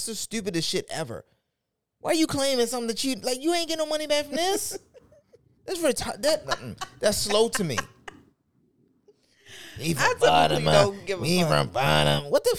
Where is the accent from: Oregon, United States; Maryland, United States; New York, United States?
Maryland, United States; Baltimore; I'm from South Baltimore, South Baltimoreans.